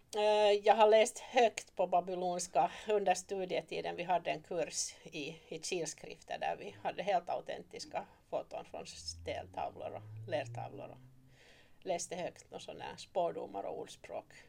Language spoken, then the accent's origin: Swedish; Turku, Southwest Finland, Finland; moved away as an adult; also born or lived in Oravais / East Africa; now in Malax, Finland; ursprungligen är jag hemma från Åbo. Och där föddes jag och blev uppvuxen